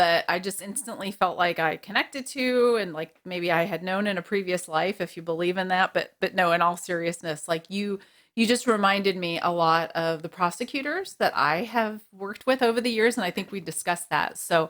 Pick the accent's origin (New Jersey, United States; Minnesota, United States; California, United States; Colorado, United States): New Jersey, United States; also born or lived in Bronx; So I'm from the East Coast originally, born in the Bronx, raised in New Jersey.